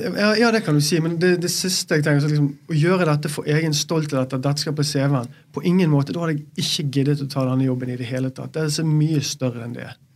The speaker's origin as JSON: {"language": "Norwegian", "town": "Bergen", "region": "Vestland", "country": "Norway", "said": "Som bergenser, når du bor i Bergen og du har alle rundt deg"}